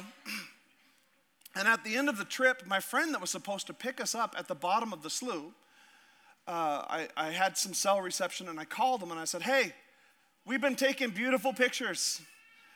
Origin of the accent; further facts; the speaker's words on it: Alaska, United States; I'm from Alaska